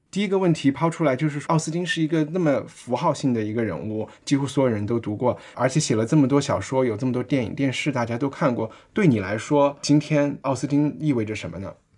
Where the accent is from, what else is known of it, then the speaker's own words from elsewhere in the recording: Chengdu, Sichuan, China; 我们成都人